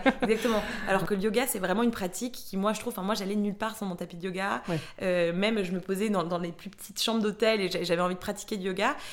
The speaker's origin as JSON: {"language": "French", "country": "Mexico", "tie": "born or raised there", "moved": "yes", "said": "j'ai grandi au Mexique"}